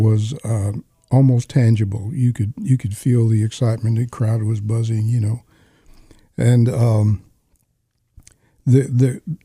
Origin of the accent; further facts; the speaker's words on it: New York City, New York, United States; I'm from New York City